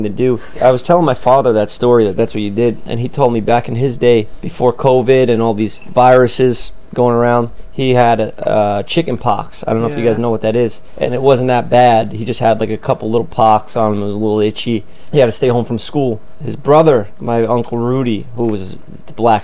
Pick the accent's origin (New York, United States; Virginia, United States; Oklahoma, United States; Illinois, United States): New York, United States; New York City; I was born in Staten Island first